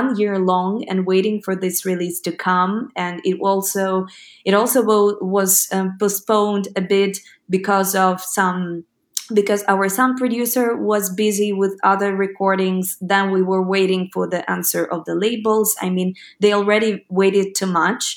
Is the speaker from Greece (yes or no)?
no; Ukraine; first language Ukrainian; English is a second language